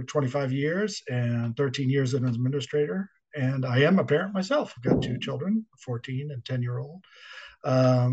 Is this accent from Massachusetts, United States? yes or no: yes; Boston, Massachusetts, United States; moved away as an adult; also born or lived in Washington, D.C. / Dallas; I grew up in Boston